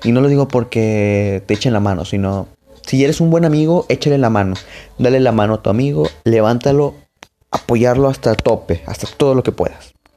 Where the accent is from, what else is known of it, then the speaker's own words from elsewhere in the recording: Monterrey, Nuevo León, Mexico; soy de Monterrey, acá de, de, México